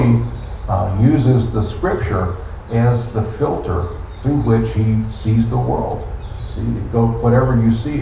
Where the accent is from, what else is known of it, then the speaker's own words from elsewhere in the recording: United States; We were raised in the United States of America